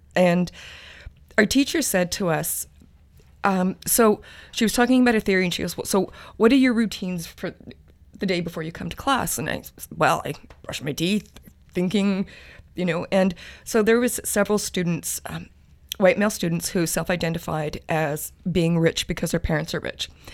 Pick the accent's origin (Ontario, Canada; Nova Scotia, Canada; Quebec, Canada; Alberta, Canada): Alberta, Canada; Treaty Six territory; moved away as an adult; now in Victoria, Canada; I'm originally from Treaty Six territory, the University of Alberta